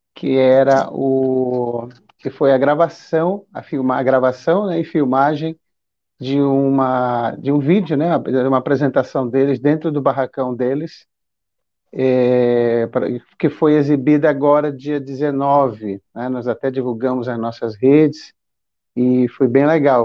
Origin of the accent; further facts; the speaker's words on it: Belém, Pará, Brazil; also born or lived in São Paulo; now in Maranhão, Brazil; Eu sou de Belém, e. Mas eu sou maranhense